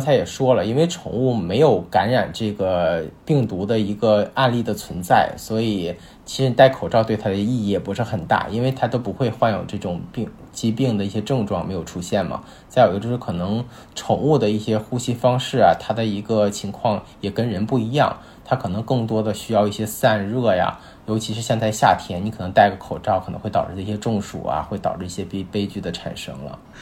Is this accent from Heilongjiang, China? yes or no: yes; Yichun, Heilongjiang, China; now in Beijing, China; 我家是东北的嘛，是很对。那个恒隆江一春的